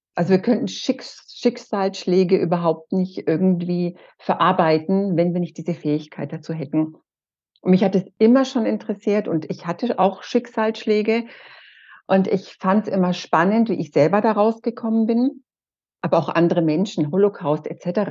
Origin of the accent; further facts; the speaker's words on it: Erlangen, Bavaria, Germany; Ich komme aus Erlangen